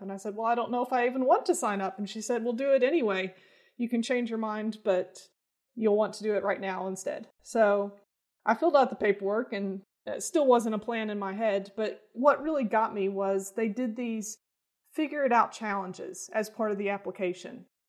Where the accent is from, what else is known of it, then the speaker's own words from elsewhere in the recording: Bowling Green, Kentucky, United States; moved away as an adult; now in Lexington, United States; I grew up in Bowling Green, Kentucky, uh, and then moved here for college and stuck around.